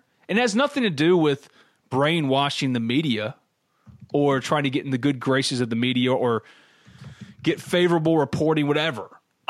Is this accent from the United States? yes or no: yes; New Albany, Mississippi, United States; BNA's main office and 2 branch offices are located in New Albany, my hometown